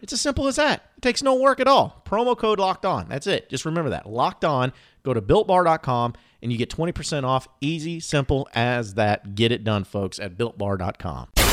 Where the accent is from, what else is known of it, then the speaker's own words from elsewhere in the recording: Fayetteville, Arkansas, United States; moved away; I'm from Fayetteville